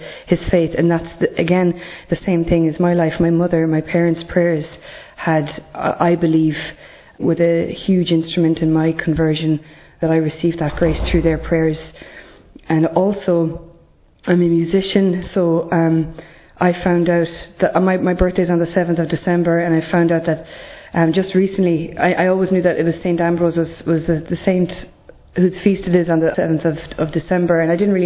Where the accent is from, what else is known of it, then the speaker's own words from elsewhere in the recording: Ireland; I'm from Ireland